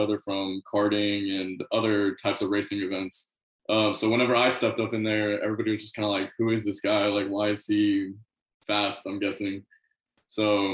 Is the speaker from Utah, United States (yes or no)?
no; San Antonio, Texas, United States; also born or lived in Boerne, Texas; I was born in San Antonio. I moved out to Bernie, Texas for a little bit, but now I'm back in San Antonio